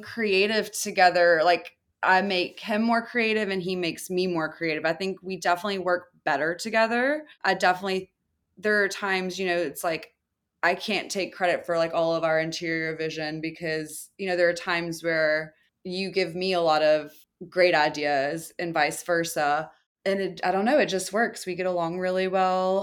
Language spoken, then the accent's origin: English; the South, United States; moved away; I'm from the South. My entire family owns their own businesses. It's just a small town, and that's more of a mentality where I'm from